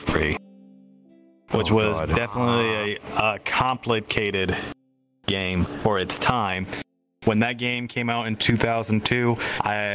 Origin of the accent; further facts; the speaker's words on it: United States; as American children